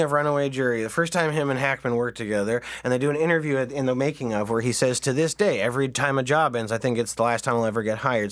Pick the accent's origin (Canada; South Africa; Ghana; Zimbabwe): Canada